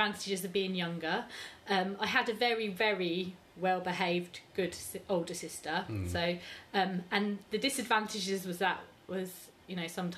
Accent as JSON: {"language": "English", "town": "Reading", "region": "South East England", "country": "United Kingdom", "tie": "born or raised there", "said": "I was born here in Reading, and I've got two sisters"}